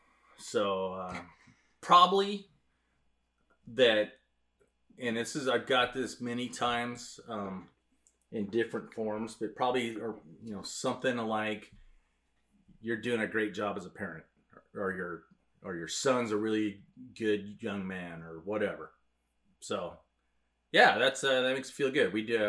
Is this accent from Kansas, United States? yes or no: no; Wenatchee, Washington, United States; when I grew up in Wenatchee, it was probably... Well, it wasn't probably. It was half the size it is now.